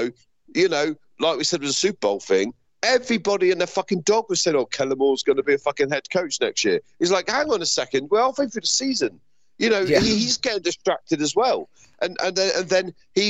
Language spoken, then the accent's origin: English; United Kingdom; Me and Bill being British and being used to supporting British sports teams